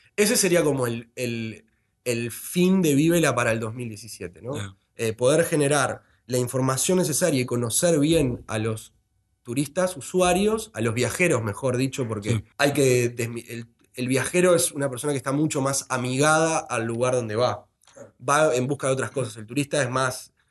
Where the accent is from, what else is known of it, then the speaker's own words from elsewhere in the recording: Montevideo, Uruguay; como montevideano